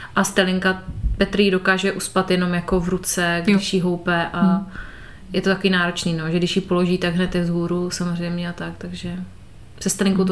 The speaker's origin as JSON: {"language": "Czech", "region": "Moravia", "country": "Czechia", "moved": "yes", "said": "u nás na Moravě"}